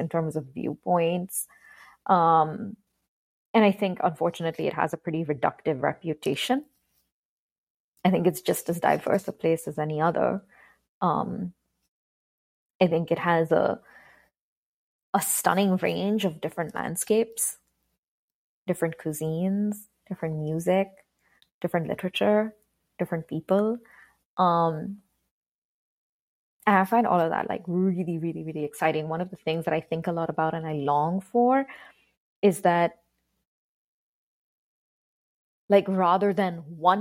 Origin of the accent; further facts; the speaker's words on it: Karachi, Sindh, Pakistan; moved away as an adult; also born or lived in London / United States / England; now in Washington, DC, United States; I grew up in Karachi entirely.